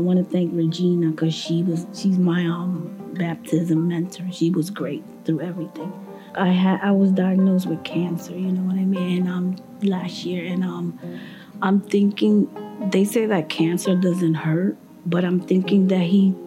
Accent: Puerto Rico; I'm from Puerto Rico

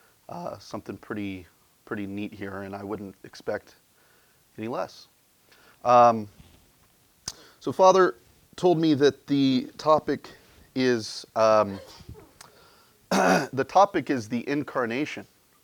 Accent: Ireland; because being an Irishman, I am motivated primarily by a sense of guilt.

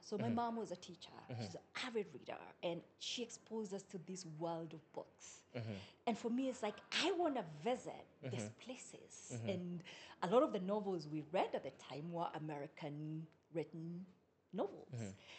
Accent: Solai, Nakuru County, Kenya; So I grew up in a place called Solai.

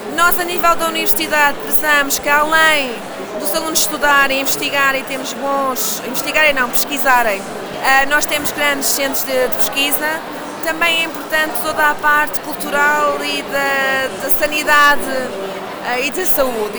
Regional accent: Lisbon, Portugal; eu sou lisboeta, portanto também posso ser lisboeta, nascida e criada

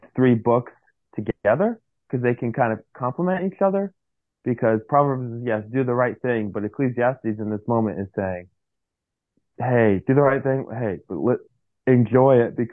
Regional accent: United States; I grew up in America

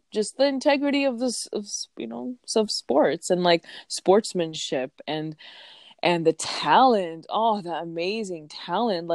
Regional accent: Chicago, Illinois, United States; moved away; I'm born and raised in Chicago, the best city in the world

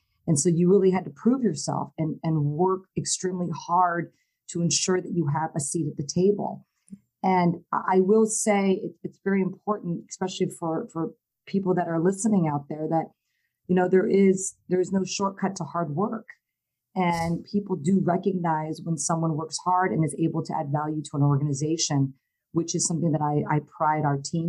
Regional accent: Hawaii, United States; And at the time, I was raised in Hawaii. So I came to Hawaii right before my 17th birthday and spent some time there.

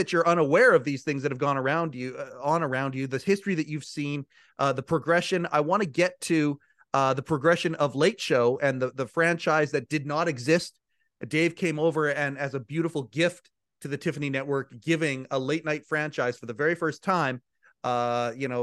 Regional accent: Canada; I'm a Canadian, but we had all the American feeds up here, of course, growing up

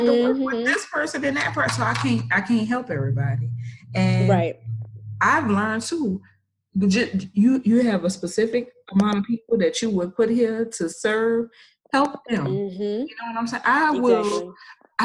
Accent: New Orleans, Louisiana, United States; I'm from New Orleans

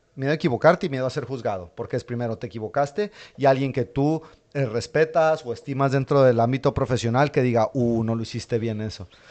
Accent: Madrid, Community of Madrid, Spain; yo sí soy de Madrid

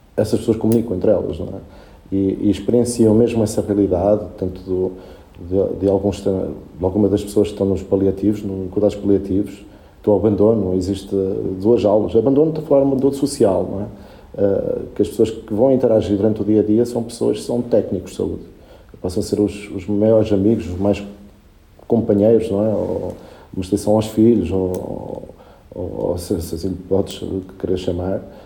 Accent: Portugal; first language Spanish; Portuguese is a second language; also born or lived in Puerto Cabello, Venezuela; eu, quando cheguei a Portugal, que tinha seis anos, uh, para mim foi um contraste por causa da língua e só falava espanhol, não percebia nada de português

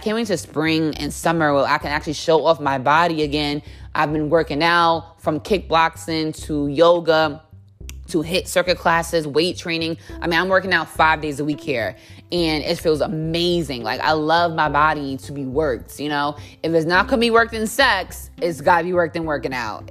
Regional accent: United States; now in New York City, United States; being an American

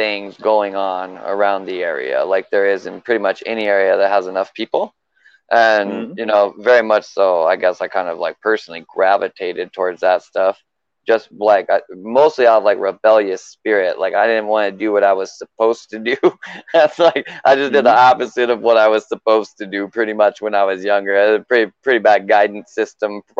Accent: Richland, Washington, United States; moved away as an adult; also born or lived in Tucson, Arizona; moved to a place called like the Tri-Cities, Washington, Richland

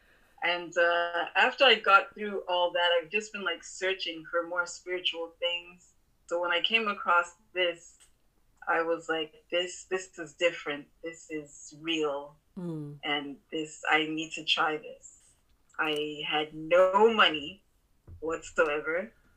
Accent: Montreal, Quebec, Canada; I was born and raised in Montreal, Canada

